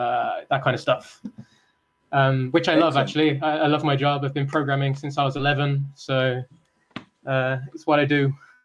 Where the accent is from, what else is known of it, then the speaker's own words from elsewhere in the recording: Solihull, West Midlands, United Kingdom; moved away as an adult; now in Japan; I am from England. I'm from the West Midlands.